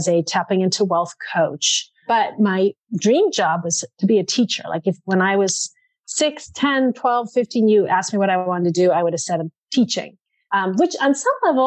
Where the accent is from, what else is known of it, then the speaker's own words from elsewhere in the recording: Framingham, Massachusetts, United States; I grew up in Framingham, so I am a Middlesex girl